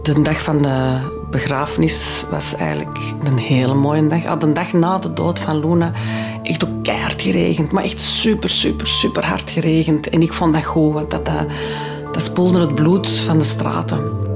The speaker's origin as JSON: {"language": "Dutch", "town": "Antwerp", "region": "Flanders", "country": "Belgium", "tie": "born or raised there", "first_language": "French", "second_language": "Dutch", "said": "ik ben geboren in Antwerpen, mijn ouders zijn van Antwerpen, mijn grootouders zijn van Antwerpen"}